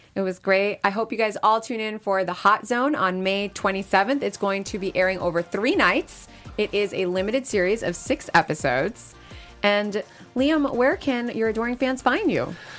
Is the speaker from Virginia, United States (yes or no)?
no; New York City, New York, United States; I grew up in New York City